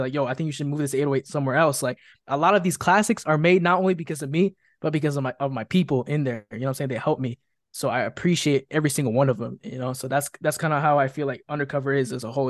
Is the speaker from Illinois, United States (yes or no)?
yes; Chicago, Illinois, United States; I was born and raised in Chicago, Illinois